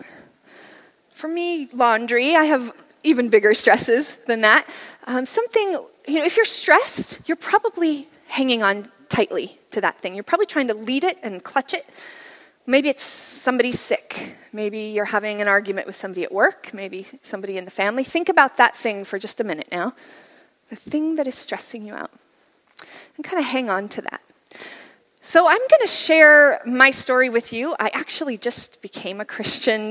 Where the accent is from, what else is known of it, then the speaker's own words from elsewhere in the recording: Layton, Utah, United States; now in California, United States; I actually grew up in Utah. Here's a picture of my hometown, Layton, Utah